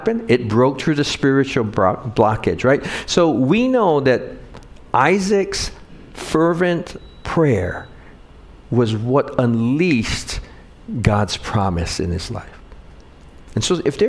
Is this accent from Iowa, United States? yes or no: no; Wahiawa, Hawaii, United States; I grew up in Wahiawa